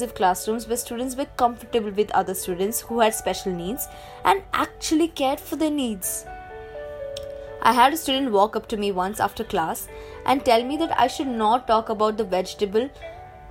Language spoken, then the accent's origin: English; Delhi, India; Growing up in Delhi, I remember parading with my friends for Kanchak Puja